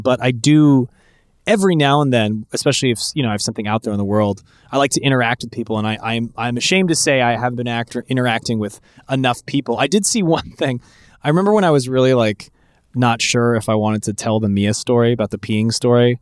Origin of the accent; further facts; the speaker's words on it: San Francisco, California, United States; I grew up in San Francisco